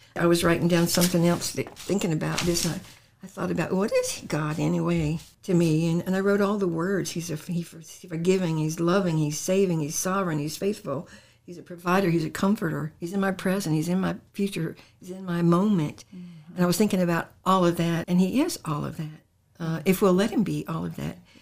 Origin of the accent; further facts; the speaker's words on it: Portsmouth, Virginia, United States; also born or lived in Salem, Virginia; I was born in Portsmouth, Virginia. I lived in Portsmouth, Virginia um, when I was a very young little girl